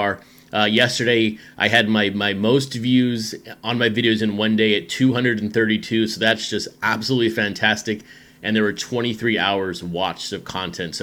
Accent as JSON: {"language": "English", "region": "West Texas", "country": "United States", "tie": "born or raised there", "also_born_or_lived": "Chattanooga, Tennessee", "moved": "yes", "lives_now": "Seattle, United States", "said": "Growing up in West Texas, obviously the desert heat, and then living some of my adult life in Chattanooga, Tennessee"}